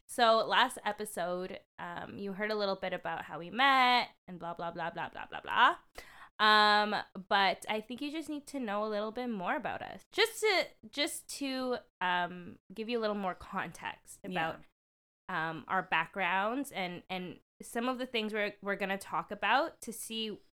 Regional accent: Philippines; And we're allowed to make this call because we are Filipino girls.

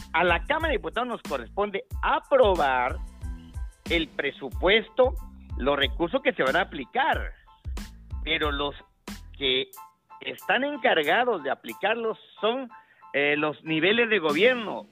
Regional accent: Oaxaca, Mexico; como oaxaqueños

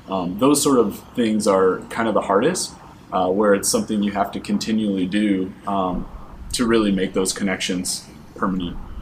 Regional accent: Michigan, United States; also born or lived in Atlanta; now in San Diego, United States; I'm originally from Michigan

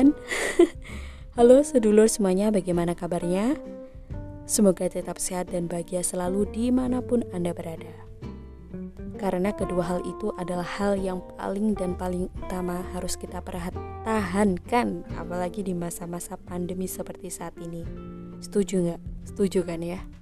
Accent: East Java, Indonesia; sebagai warga Jawa Timur rasanya kurang afdol jika saya tidak parikan

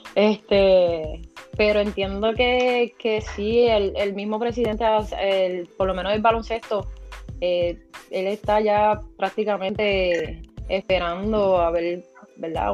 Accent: Morovis, Puerto Rico; la directora de recreación y deporte de Morovis

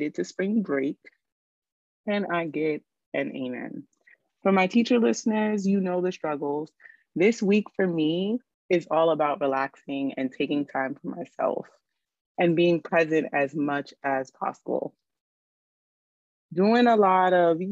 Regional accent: New York City, New York, United States; growing up in New York City

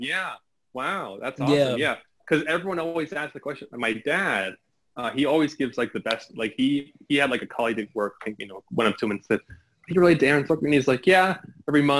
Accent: New York, United States; moved away as an adult; now in Ohio, United States; I'm from New York.

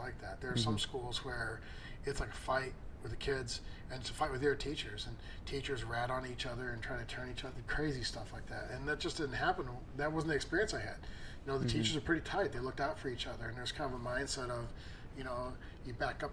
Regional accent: Redford, Michigan, United States; moved away; I grew up in Redford, Virginia. So that's not Detroit. But, I mean, still, it's like the Detroit area

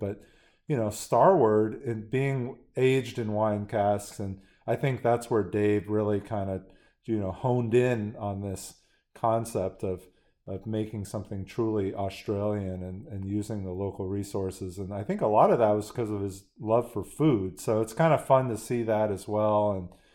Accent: San Francisco, California, United States; growing up in San Francisco

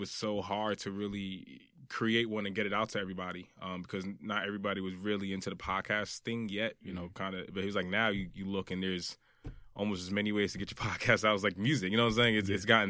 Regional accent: Brooklyn, New York, United States; born there; I was born in Brooklyn. So growing up, I was out here a lot, especially on weekends with family.

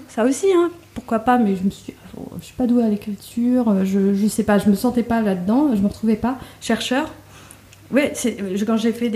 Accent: Trappes, Île-de-France, France; moved away; also born or lived in Casablanca, Morocco / Guelmim, Morocco / Agadir, Morocco / United States; j'ai grandi à Trappes, euh, dans une banlieue euh, parisienne.

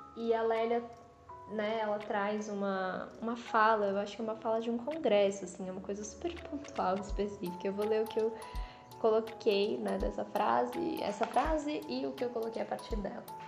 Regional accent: São Paulo, Brazil; a minha relação com a cidade, assim, com São Paulo, estava muito circunscrita a Zona Leste, a minha quebrada

